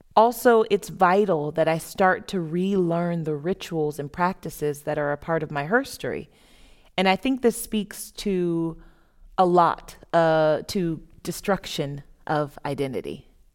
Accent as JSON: {"language": "English", "region": "Florida", "country": "United States", "tie": "born or raised there", "also_born_or_lived": "Boston / Berlin / Scandinavia", "moved": "as an adult", "said": "Growing up in Florida, moving to Boston"}